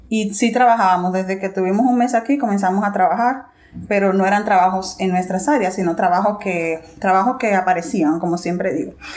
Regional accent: Santo Domingo, Dominican Republic; moved away as an adult; also born or lived in Regina, Canada; now in Saskatoon, Canada; soy dominicana y vivo aquí con mi esposo en Saskatchewan

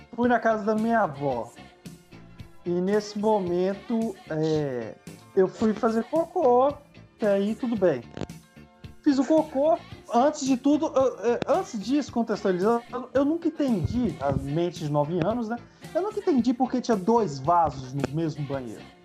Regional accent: Ouro Branco, Minas Gerais, Brazil; lá no meu bairro, em Ouro Branco

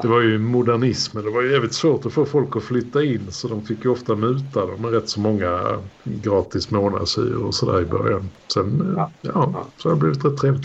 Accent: Malmö, Skåne, Sweden; uppväxt i krokarna där mina första år på Ribersborg

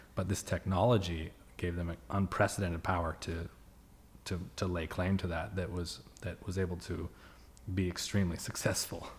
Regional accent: Bay Area, California, United States; I grew up in the Bay Area.

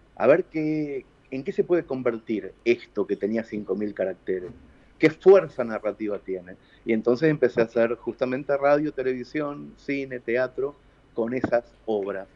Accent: Mercedes, Argentina; la ciudad de Mercedes, que es mi ciudad natal

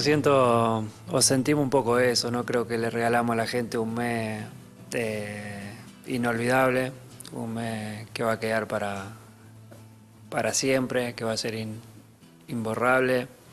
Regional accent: Argentina; now in Paris, France; cuando volvimos a Argentina

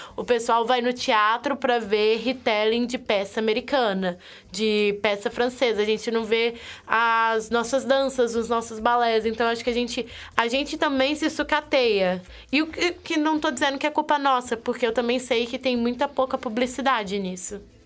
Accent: interior of Minas Gerais, Brazil; eu sou do interior de Minas Gerais

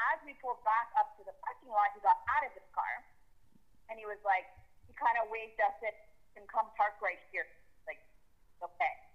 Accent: Montreal, Quebec, Canada; I'm 31, and I'm from Montreal, Quebec Quebec, Canada

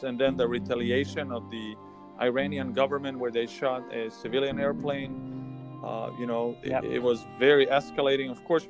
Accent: Serbia; moved away; I grew up in Serbia, which is a country born in Croatia.

